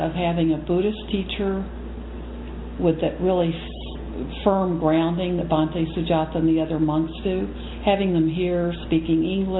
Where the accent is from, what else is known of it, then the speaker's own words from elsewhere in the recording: Texas, United States; also born or lived in Japan; now in Wisconsin, United States; I'm from Texas